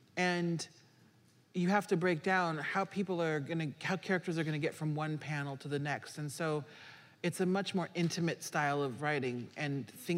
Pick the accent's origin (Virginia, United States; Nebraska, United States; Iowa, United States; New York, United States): Nebraska, United States; You know, I grew up in Nebraska in a predominantly white area, but my parents raised my brothers and I as Haitians in America.